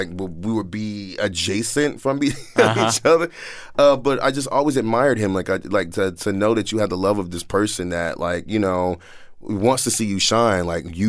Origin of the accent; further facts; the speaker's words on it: Washington, District of Columbia, United States; moved away; I grew up in Northeast, Southeast D.C., Alabama Ave, Minnesota Ave. I went to Benning Elementary.